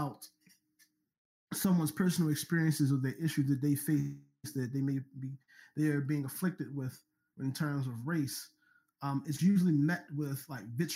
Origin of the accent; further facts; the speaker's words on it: Baltimore, Maryland, United States; I'm already from Baltimore